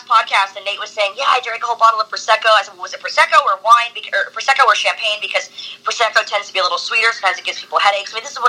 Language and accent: English; California, United States; moved away as an adult; now in England, United Kingdom; I'm a Californian